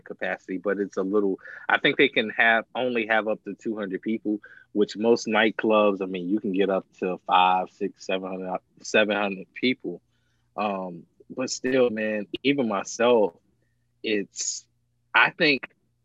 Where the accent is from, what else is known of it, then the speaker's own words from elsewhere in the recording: Virginia, United States; I'm from Virginia